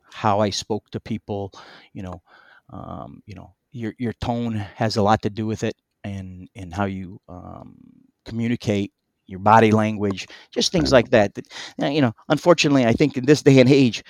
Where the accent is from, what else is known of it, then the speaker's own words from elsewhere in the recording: Munster, Indiana, United States; also born or lived in East Chicago, Indiana; we moved from East Chicago, which is from a little two-bedroom home into Munster